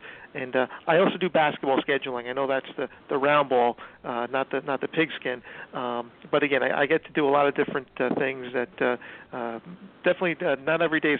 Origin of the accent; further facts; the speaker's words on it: Bergen County, New Jersey, United States; I grew up in Bergen County, so I get to be close to my family and friends